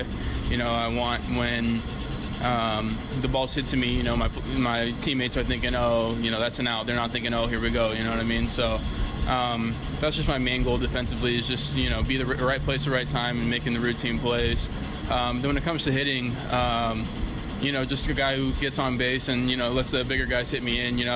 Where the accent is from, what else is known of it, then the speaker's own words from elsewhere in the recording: San Jose, California, United States; I'm from San Jose originally, California